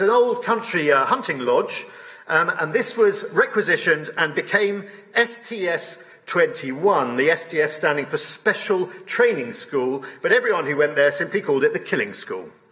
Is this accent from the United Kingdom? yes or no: yes; London, United Kingdom; in my hometown of London